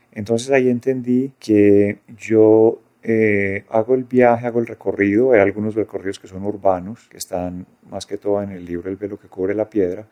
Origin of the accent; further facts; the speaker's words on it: Medellín, Antioquia, Colombia; vinimos a vivir al poblado y ahí fue toda mi adolescencia